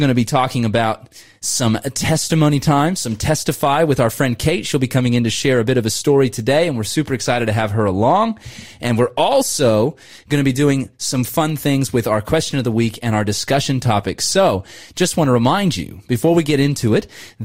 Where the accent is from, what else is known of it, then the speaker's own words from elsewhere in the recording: Southern California, United States; also born or lived in Tweed Heads, Australia; now in Australia; I grew up in Southern California. I lived up in Tweed Heads for a while.